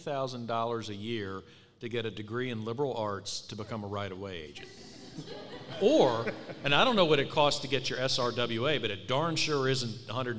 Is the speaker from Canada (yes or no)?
no; East Coast, United States; and I'm from the East Coast.